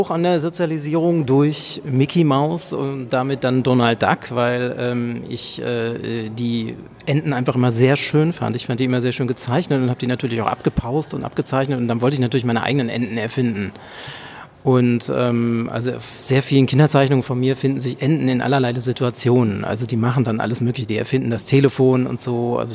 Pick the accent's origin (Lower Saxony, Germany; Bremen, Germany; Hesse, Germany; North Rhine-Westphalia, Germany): North Rhine-Westphalia, Germany; now in Berlin, Germany; Ja, also erstmal, ich komme aus dem Ruhrgebiet. Ich bin also nach Berlin zugezogen